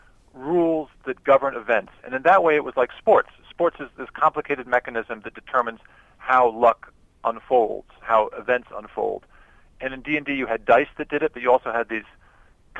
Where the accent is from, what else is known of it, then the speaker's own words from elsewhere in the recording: San Antonio, Texas, United States; my hometown San Antonio Spurs